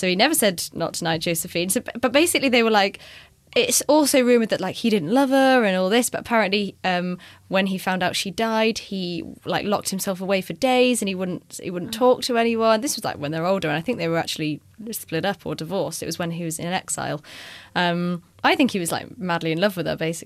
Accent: United Kingdom; We're British

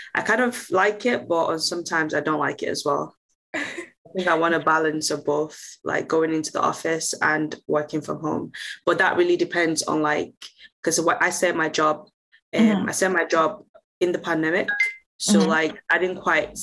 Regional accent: Nigeria; moved away as an adult; now in Manchester, United Kingdom; I am originally Nigerian

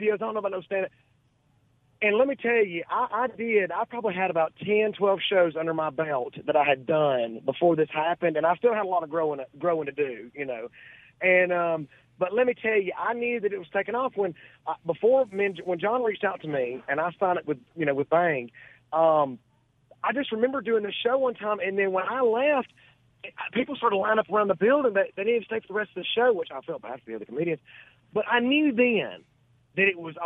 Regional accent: Gadsden, Alabama, United States; moved away as an adult; now in Munford, United States; I'm originally from Southside, this little Riverside community in Gadsden.

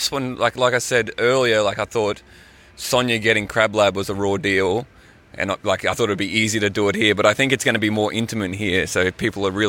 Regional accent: Townsville, Queensland, Australia; I'm not just like a like a bogan from Townsville. And that's not all I am. I am a bogan from Townsville

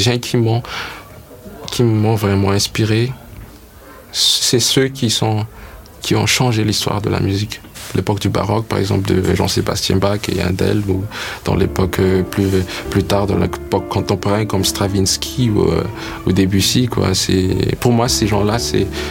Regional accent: Madagascar; also born or lived in United States

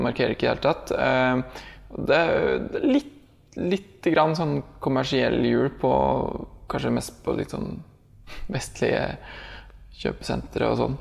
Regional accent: Norway; moved away as an adult; now in Indonesia

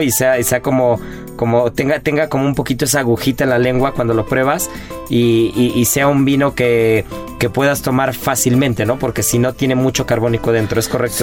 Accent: Mexico; como mexicanos

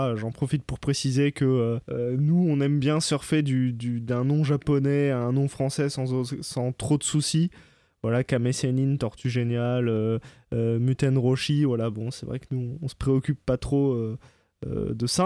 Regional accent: France; en tant que Français, nous

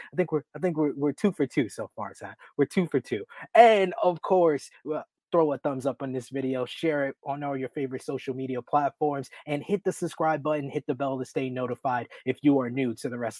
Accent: New York, United States; my home state, New York, in Long Island

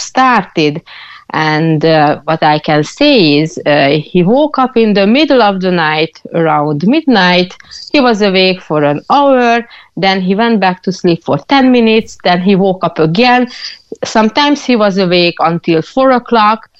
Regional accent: Hungary; now in Cork, Ireland; I'm originally from Hungary

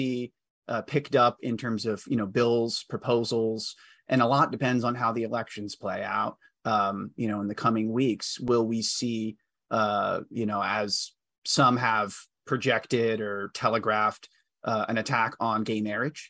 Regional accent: Grapevine, Texas, United States; my hometown public school board, Grapevine Colleyville

